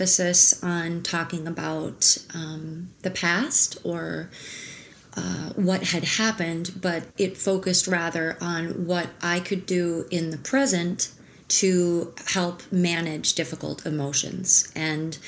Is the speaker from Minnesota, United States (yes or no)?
yes; Minnesota, United States; moved away as an adult; also born or lived in New York / Barcelona / Jackson Hole; I was born in Minnesota and grew up in Minnesota